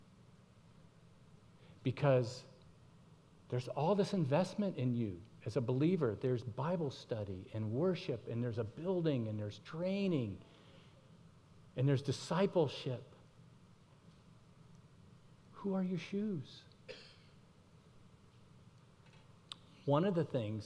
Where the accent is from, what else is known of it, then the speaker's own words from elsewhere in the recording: Miami, Florida, United States; I grew up in Miami